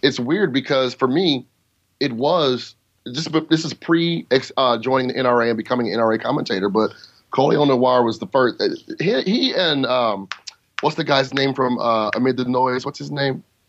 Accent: United States; I'm an American

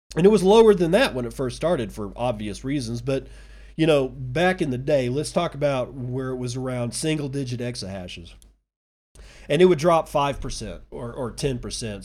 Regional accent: United States; As an American citizen

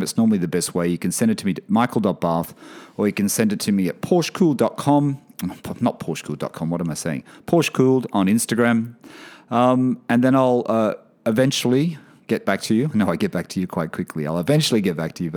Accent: Sydney, New South Wales, Australia; now in Bahrain; I do live in Bahrain at the moment, but I'm from Sydney, Australia.

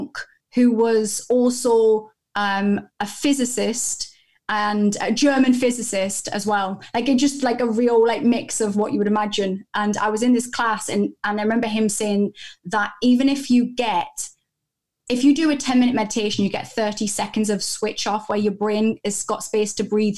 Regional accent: United Kingdom; I'm so British

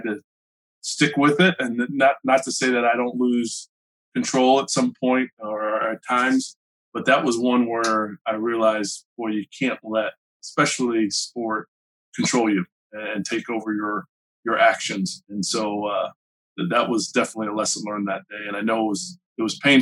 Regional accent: Gainesville, United States; Growing up in Gainesville, I had a good group of friends.

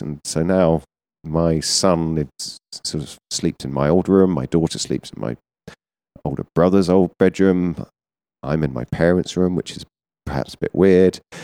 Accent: Surrey, South East England, United Kingdom; I'm from, uh, about an hour south of London in Surrey

